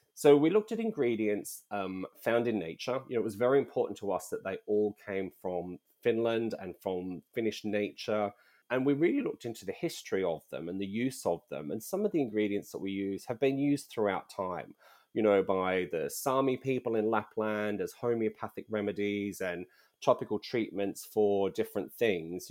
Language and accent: English; Australia; moved away as an adult; also born or lived in United Kingdom; I'm originally from Australia, so not Nordic in any way